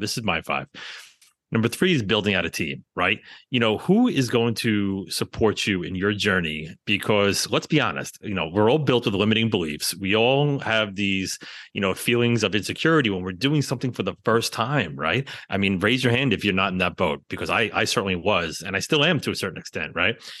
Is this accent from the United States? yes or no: yes; New York City, New York, United States; growing up in the New York City area